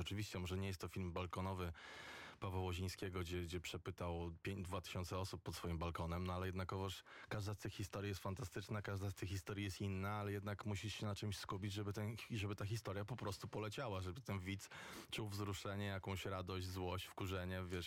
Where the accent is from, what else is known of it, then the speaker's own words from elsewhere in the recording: Warsaw, Masovian Voivodeship, Poland; ja jestem z Grochowa